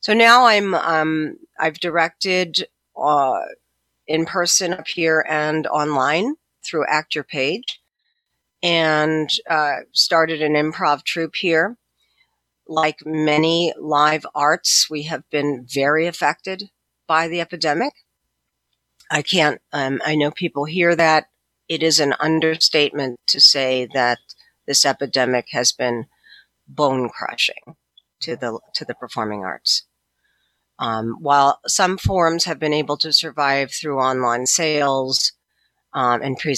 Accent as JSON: {"language": "English", "town": "Baltimore", "region": "Maryland", "country": "United States", "tie": "born or raised there", "also_born_or_lived": "Indiana", "moved": "as an adult", "lives_now": "Wisconsin, United States", "said": "I grew up in East Baltimore and not far from the Chesapeake Bay"}